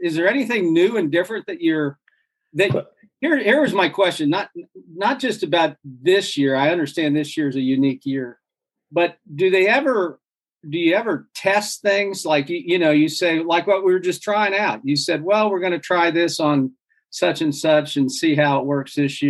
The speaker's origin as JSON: {"language": "English", "region": "Midwest", "country": "United States", "tie": "born or raised there", "said": "because I tell people from growing up in the Midwest"}